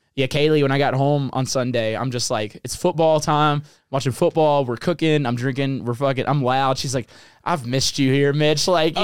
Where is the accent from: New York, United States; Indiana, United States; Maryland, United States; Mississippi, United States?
Mississippi, United States